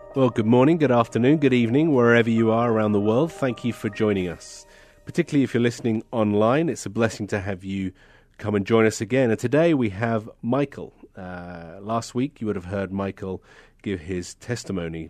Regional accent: United Kingdom; being a Brit

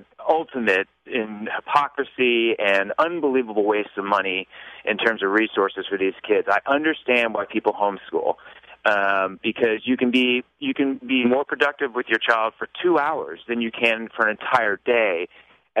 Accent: Los Altos, California, United States; I grew up in Los Altos

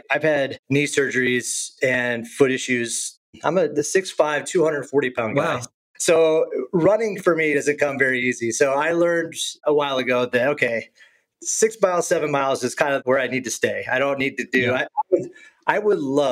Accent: Illinois, United States; also born or lived in Boulder; now in San Diego, United States; I grew up in Illinois

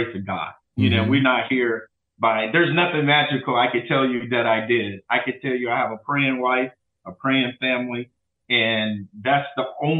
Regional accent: St. Louis, Missouri, United States; now in Dallas, United States; I'm from St. Louis

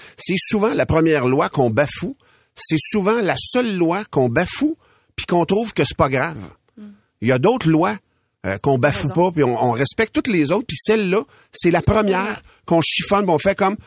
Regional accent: Louiseville, Quebec, Canada; J'ai grandi à Louisville dans le dans un rang. Au bout du rang, chez nous, c'est le village, la municipalité de Masquinongé

